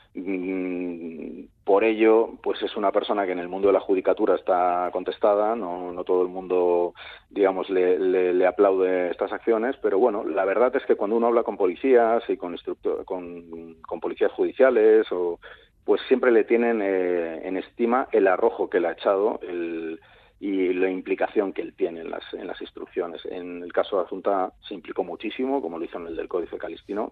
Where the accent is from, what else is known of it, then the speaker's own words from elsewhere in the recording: Vilagarcía de Arousa, Galicia, Spain; de donde soy, aunque no de nacimiento me considero, de Vila García de Arousa